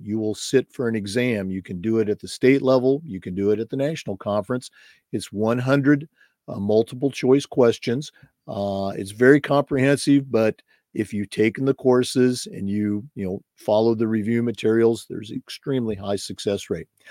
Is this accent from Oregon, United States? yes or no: yes; Oregon, United States; moved away as an adult; also born or lived in Missouri / Vermont / North Florida / San Jose, California; now in Florida, United States; I was born and raised in Oregon, started my career there